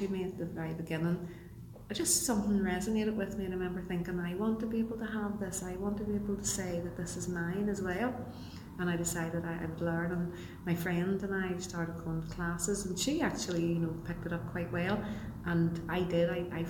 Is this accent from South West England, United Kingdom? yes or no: no; Belfast, Northern Ireland, United Kingdom; Okay. Well, I was born on the Newton Arch Road. I'm actually the third generation of my family. We was born in a street called Thistle Street at the bottom of the road. Later on, we moved up to Beaver Estate, and I went to school up there, and then I came back down to Newton Arch Road